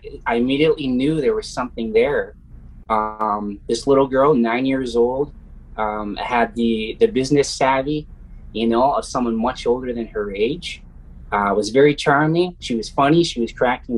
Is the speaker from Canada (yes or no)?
yes; Canada; I'm here from Canada